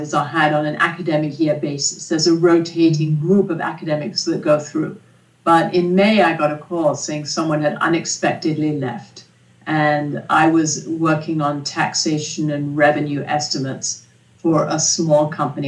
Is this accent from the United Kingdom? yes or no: yes; England, United Kingdom; now in United States; I grew up in England, and my father was an economist